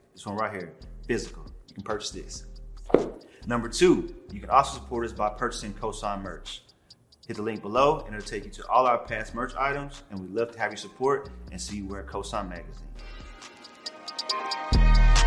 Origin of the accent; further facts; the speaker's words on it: Killeen, Texas, United States; also born or lived in Dallas; I'm originally from Killeen. That's where I went to high school